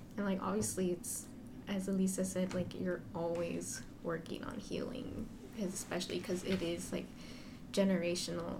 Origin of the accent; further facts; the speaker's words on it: Central Valley, California, United States; moved away as an adult; also born or lived in San Diego; I'm from the Central Valley.